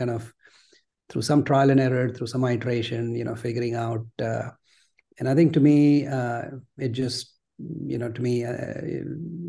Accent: Mumbai, Maharashtra, India; moved away as an adult; now in United States; I grew up in Mumbai, you know, sort of average middle-class Gujarati family

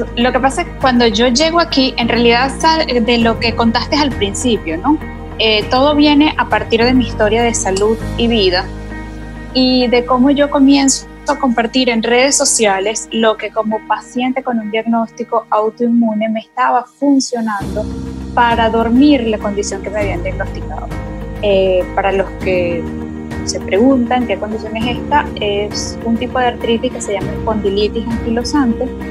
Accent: Venezuela; moved away as an adult; now in Panama; soy venezolana de nacimiento, soy panameña de corazón hace cinco años ya que estoy acá

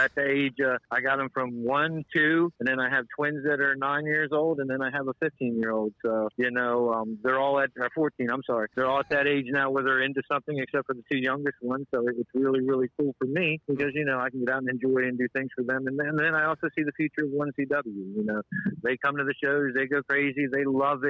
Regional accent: East Stroudsburg, Pennsylvania, United States; now in Georgetown, United States; I'm a PA boy, born and raised, and then moved down here

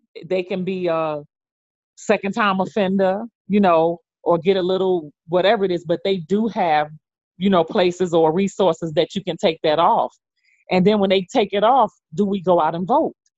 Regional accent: New York, United States; now in Memphis, United States; originally from New York. I live in Memphis, Tennessee

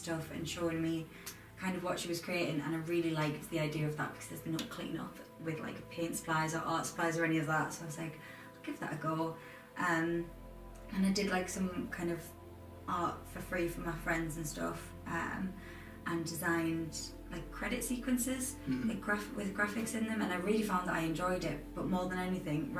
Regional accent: Durham, North East England, United Kingdom; also born or lived in Manchester; I'm from Durham

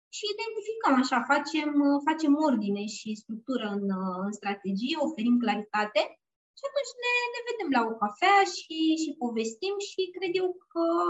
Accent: Bucharest, Romania; eu sunt din București

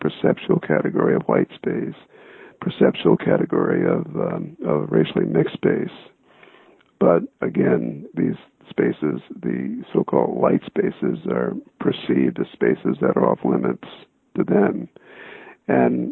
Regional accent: South Bend, Indiana, United States; moved away as an adult; also born or lived in Mississippi Delta; I attended the public schools in South Bend and grew up there

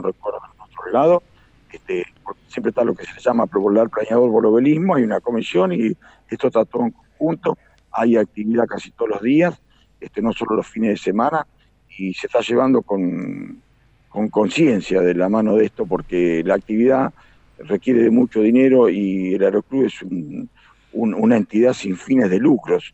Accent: Carlos Casares, Buenos Aires Province, Argentina; nací en Carlos Casares, me crié en una empresa de aeroplicación

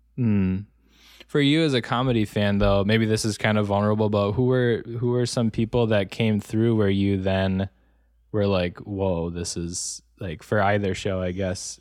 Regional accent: Wisconsin, United States; now in Los Angeles, United States; I grew up in Wisconsin, um, but I saw so much more of it, obviously, when I moved to Los Angeles.

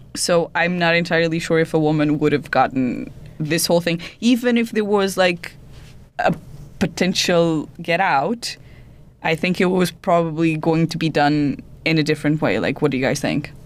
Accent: Portugal; now in United Kingdom; I'm, I'm from Portugal

